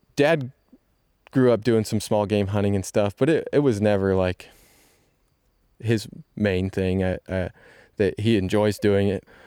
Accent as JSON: {"language": "English", "region": "Indiana", "country": "United States", "said": "we're from Indiana"}